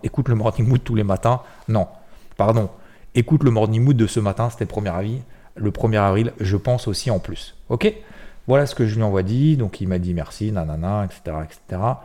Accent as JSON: {"language": "French", "town": "Six-Fours-les-Plages", "region": "Provence-Alpes-Côte d'Azur", "country": "France", "tie": "born or raised there", "said": "je suis originaire de Sifour-les-Plages"}